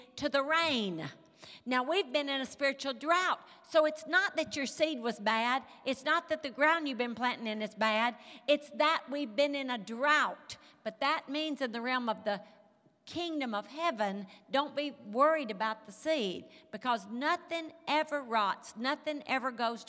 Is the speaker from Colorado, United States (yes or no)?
no; Mississippi, United States; moved away; You can tell I'm from Mississippi. You can probably even tell I'm from the country.